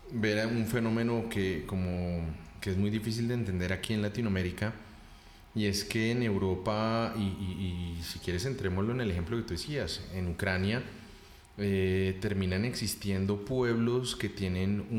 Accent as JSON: {"language": "Spanish", "country": "Colombia", "said": "en el caso de Colombia, pues somos descendientes europeos en su gran mayoría con un proceso muy amplio de mestizaje"}